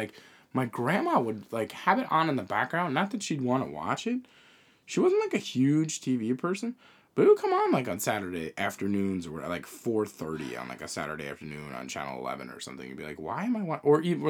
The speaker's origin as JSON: {"language": "English", "region": "Northeast", "country": "United States", "said": "I mean, we're from the Northeast. I was never into college sports."}